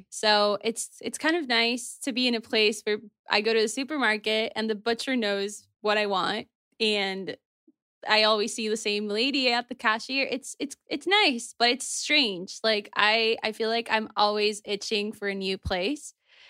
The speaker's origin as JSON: {"language": "English", "country": "Venezuela", "tie": "born there", "said": "Okay, so I was born in January 1996 in Venezuela, and I was not supposed to be born in Venezuela."}